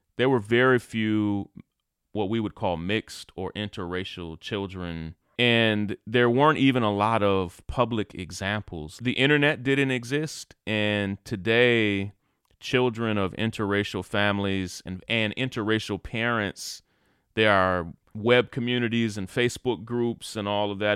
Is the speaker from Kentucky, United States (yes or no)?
yes; Kentucky, United States; moved away as an adult; also born or lived in Atlanta; When I grew up in Kentucky, I was never accepted as a leader